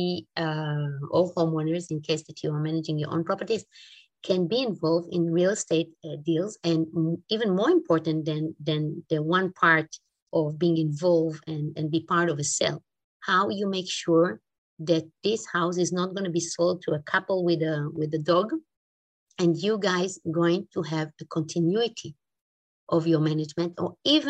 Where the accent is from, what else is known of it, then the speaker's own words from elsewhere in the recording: Israel; English is a second language; now in Switzerland; I'm from Switzerland. I'm originally from Israel. Maybe you can pick it up from my accent